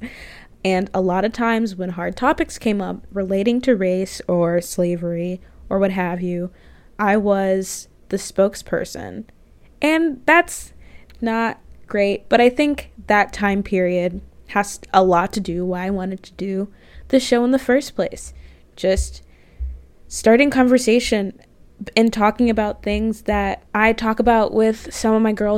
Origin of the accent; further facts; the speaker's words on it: Jacksonville, Florida, United States; moved away as an adult; now in Chicago, United States; I'm originally from Florida, actually. Jacksonville, Florida